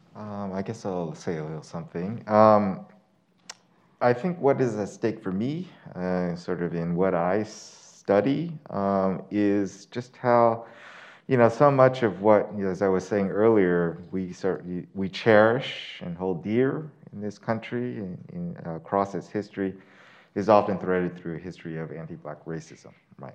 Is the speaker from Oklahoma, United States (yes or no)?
no; Oakland, California, United States; moved away as an adult; also born or lived in New York City; now in Utah, United States; I grew up in Oakland, California